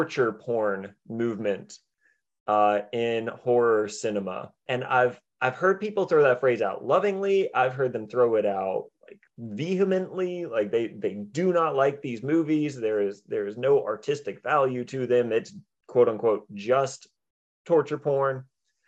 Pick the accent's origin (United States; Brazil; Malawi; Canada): United States; I have never left the States myself